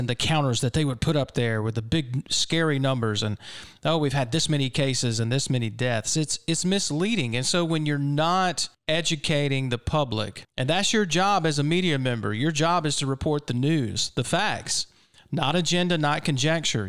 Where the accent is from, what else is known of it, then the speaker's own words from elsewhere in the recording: Mississippi, United States; I'm a native Mississippian